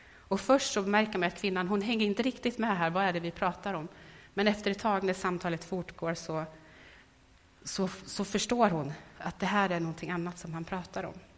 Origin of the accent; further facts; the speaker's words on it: Värmland, Sweden; moved away; i Värmland hemma där jag kommer ifrån. Och så träffades med några tjejkompisar som jag vuxit upp med